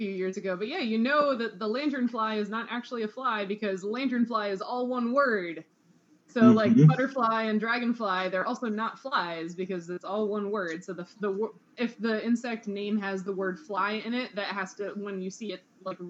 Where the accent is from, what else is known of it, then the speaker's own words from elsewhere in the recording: Pennsylvania, United States; moved away; also born or lived in Midwest; I'm actually from Pennsylvania originally